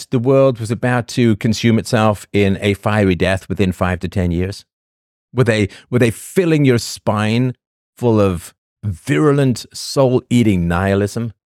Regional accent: Newfoundland and Labrador, Canada; Oh, I'm from Newfoundland. I'm a cross between Trailer Park Boys and the Wildings from Game of Thrones.

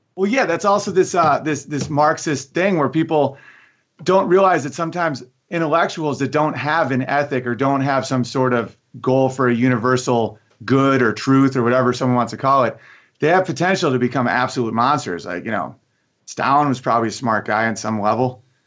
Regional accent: Oswego, New York, United States; moved away as an adult; also born or lived in Los Angeles; I'm from Oswego, New York

